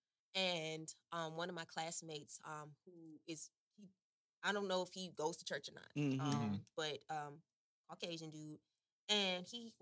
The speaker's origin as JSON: {"language": "English", "town": "Henderson", "region": "North Carolina", "country": "United States", "moved": "yes", "said": "I'm from Henderson originally, so literally going home"}